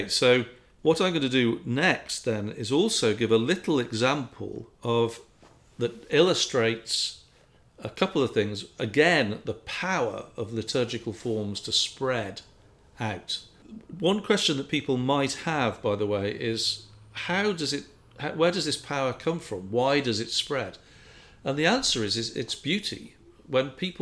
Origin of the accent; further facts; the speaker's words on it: England, United Kingdom; I grew up in England